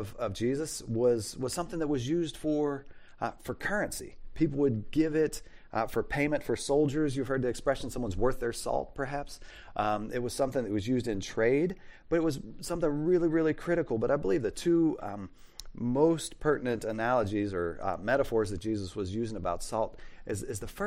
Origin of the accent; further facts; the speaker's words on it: Pittsburgh, Pennsylvania, United States; I'm from Western Pennsylvania, from near Pittsburgh. We would say yens.